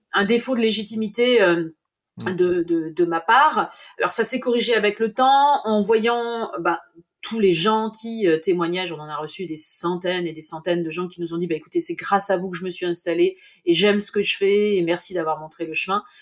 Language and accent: French; Normandy, France; chez nous en Normandie